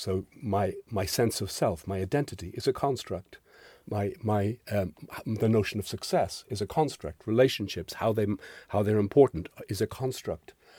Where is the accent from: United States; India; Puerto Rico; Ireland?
Ireland; So I'm Irish. I was born into Holy Catholic Ireland